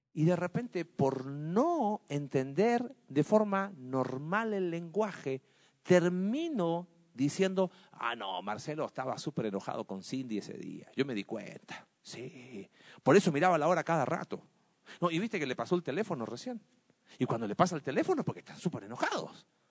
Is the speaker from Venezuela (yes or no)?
no; Mexico; como sociedad mexicana y latina